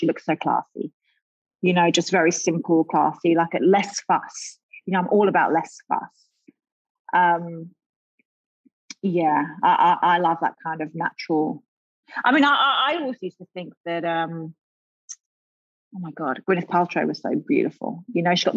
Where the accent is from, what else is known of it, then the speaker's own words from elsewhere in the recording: London, United Kingdom; now in Australia; growing up in London